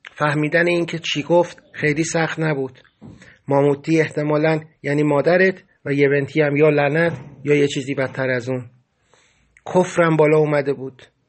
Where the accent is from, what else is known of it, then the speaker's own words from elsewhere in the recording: Iran; moved away; گفتم ایرانی